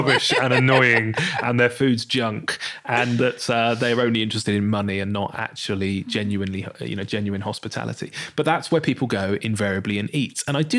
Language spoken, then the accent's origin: English; Bournemouth, South West England, United Kingdom; also born or lived in London; Bournemouth. Bournemouth. I used to live in London. I lived in London for 10 years.